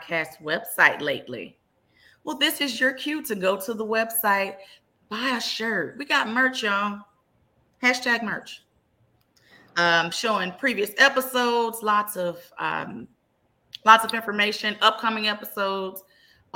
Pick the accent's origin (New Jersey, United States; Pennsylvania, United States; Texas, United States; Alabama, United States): Texas, United States; Dallas; born and raised in Dallas, Texas